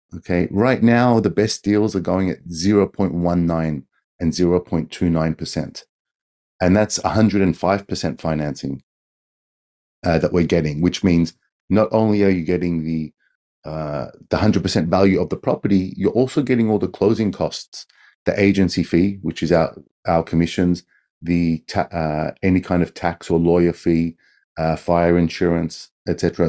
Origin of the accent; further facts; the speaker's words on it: Australia; moved away as an adult; now in Tokyo, Japan; I've been in Japan for twenty years. I'm an Australian.